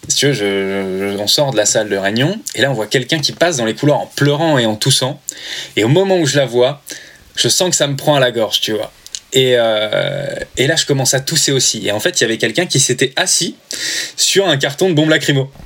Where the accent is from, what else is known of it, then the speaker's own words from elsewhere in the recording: Normandy, France; moved away as an adult; also born or lived in Paris; Je viens de Normandie, donc euh, j'étais à Paris, je pas, pas du tout chez moi